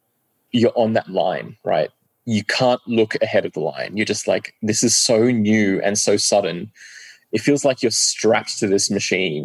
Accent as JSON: {"language": "English", "country": "Australia", "tie": "born or raised there", "also_born_or_lived": "London, United Kingdom", "moved": "as an adult", "lives_now": "Oslo, Norway", "said": "I was 8 years old when I moved away from London to Australia"}